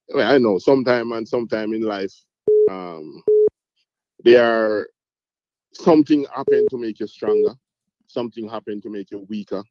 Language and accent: English; Montego Bay, Saint James, Jamaica; also born or lived in Cayman Islands; I'm from Montego Bay here